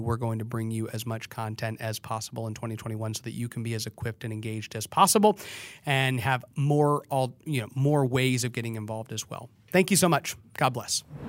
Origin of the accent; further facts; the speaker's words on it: Texas, United States; In Texas, we legislate for five months every two years